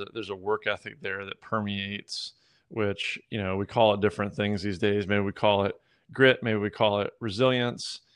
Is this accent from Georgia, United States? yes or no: yes; Georgia, United States; moved away; also born or lived in Midwest; I was born in the Midwest. I grew up most of my life in, in Georgia.